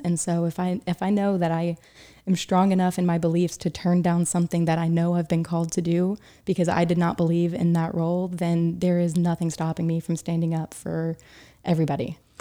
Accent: Chattanooga, Tennessee, United States; moved away as an adult; also born or lived in Boone, North Carolina / Atlanta, Georgia / Oxford; now in New York City, United States; I was raised in Chattanooga, Tennessee

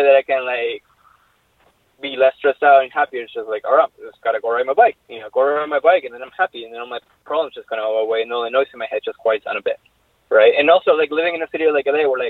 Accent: Argentina; moved away; I grew up in Argentina

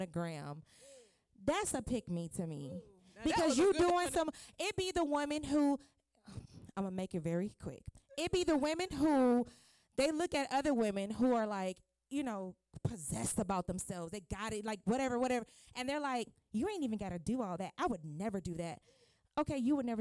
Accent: Miami, Florida, United States; now in Charlotte, United States; I'm originally from Miami, Florida. When I moved to Charlotte, North Carolina

